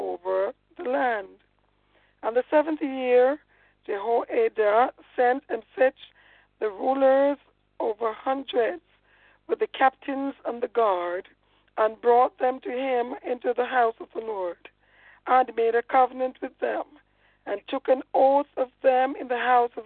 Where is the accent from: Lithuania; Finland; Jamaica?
Jamaica; I'm a Jamaican, man. I mean, I am.